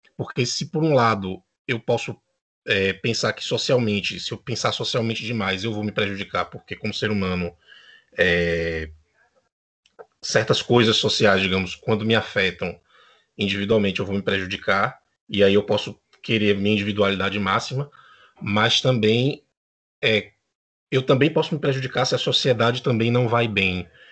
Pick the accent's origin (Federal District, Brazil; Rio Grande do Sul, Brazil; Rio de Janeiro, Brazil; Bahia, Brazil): Bahia, Brazil; now in Uruguay; eu sou da Bahia, mas moro no Uruguai